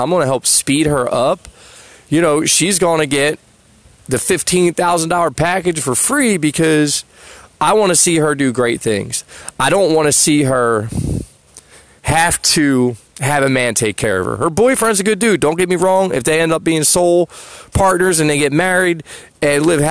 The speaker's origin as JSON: {"language": "English", "region": "New Jersey", "country": "United States", "said": "I'm from Jersey."}